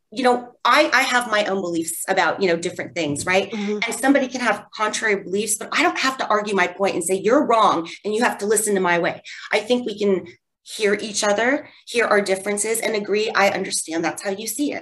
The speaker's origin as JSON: {"language": "English", "town": "Wooster", "region": "Ohio", "country": "United States", "tie": "born or raised there", "said": "I grew up in Worcester, Ohio, a small town"}